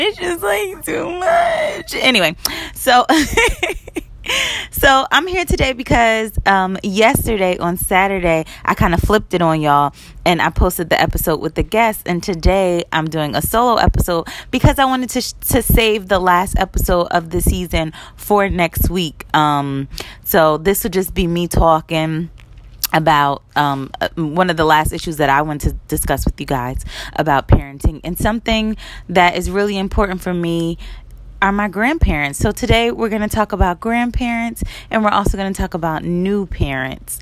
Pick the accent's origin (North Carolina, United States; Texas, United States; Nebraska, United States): North Carolina, United States; Charlotte; also born or lived in Newark, New Jersey; I was born in Charlotte, North Carolina